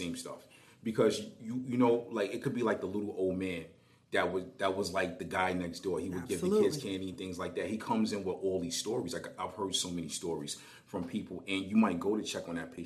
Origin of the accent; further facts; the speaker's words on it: New York City, New York, United States; I'm from Brooklyn